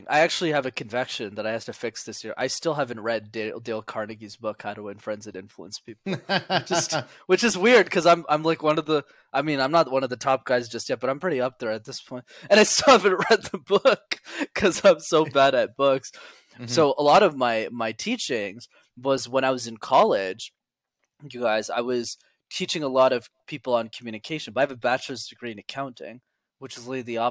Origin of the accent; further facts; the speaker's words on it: Montreal, Quebec, Canada; I grew up in Montreal in Canada